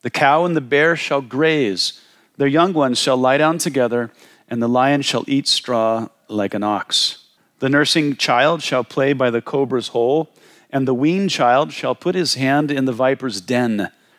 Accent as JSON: {"language": "English", "region": "Wyoming", "country": "United States", "said": "I'm from Wyoming. We have the grizzly bear, and they eat people."}